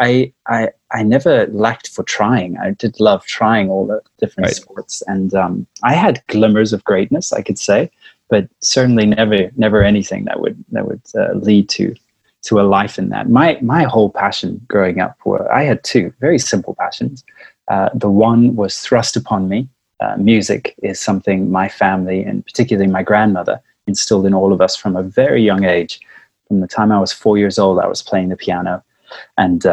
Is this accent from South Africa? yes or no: yes; Johannesburg, Gauteng, South Africa; accent: South African; I was born in South Africa in Johannesburg, a small little town. called Northcliffe. And I grew up in Northcliffe